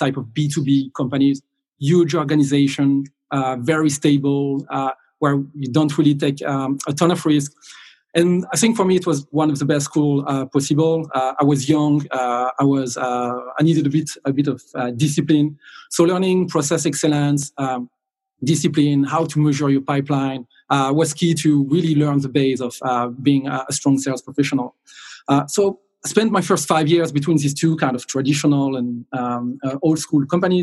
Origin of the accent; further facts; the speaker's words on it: south of France, France; moved away as an adult; now in Dublin, Ireland; I'm originally from France. I grew up in the south of France where I did all my education. And I moved to Dublin in 2003